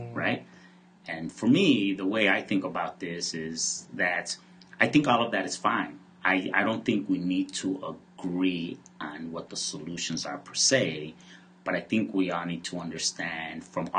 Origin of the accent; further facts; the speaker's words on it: Chicago, Illinois, United States; I grew up in Pilsen and Little Village